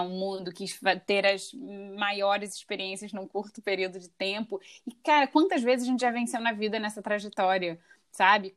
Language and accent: Portuguese; Rio de Janeiro, Brazil; moved away; Nós duas somos cariocas, nós duas somos do Rio de Janeiro